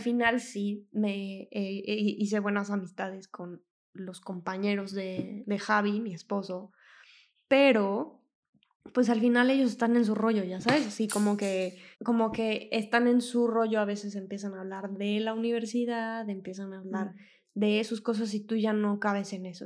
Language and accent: Spanish; Mexico City, Mexico; moved away as an adult; now in Mantua, Italy; yo soy de México, de la Ciudad de México